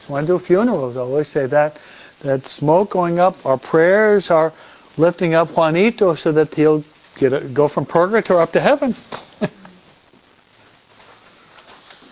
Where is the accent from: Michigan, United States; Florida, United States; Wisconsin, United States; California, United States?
Michigan, United States; also born or lived in New York; we're from Michigan